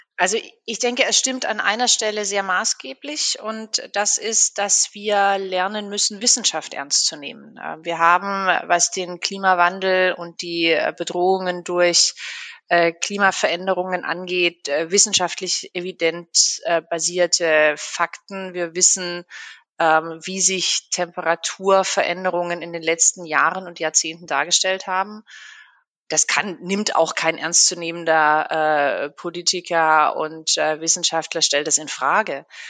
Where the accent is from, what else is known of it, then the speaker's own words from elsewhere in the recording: Black Forest, Baden-Württemberg, Germany; moved away as an adult; also born or lived in Freiburg; now in Berlin, Germany; Und bin eigentlich gebürtige Schwarzwälderin.